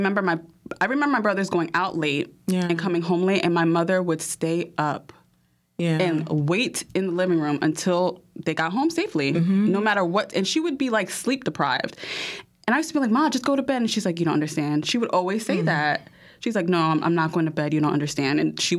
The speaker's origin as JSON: {"language": "English", "town": "Piscataway", "region": "New Jersey", "country": "United States", "tie": "born or raised there", "also_born_or_lived": "New York / Panama", "said": "growing up in Piscataway, as a girl, their little girl"}